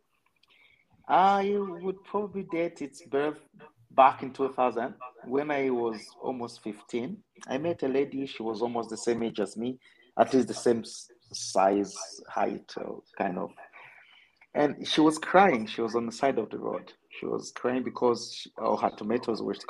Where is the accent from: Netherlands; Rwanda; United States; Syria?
Rwanda; I'm from Rwanda.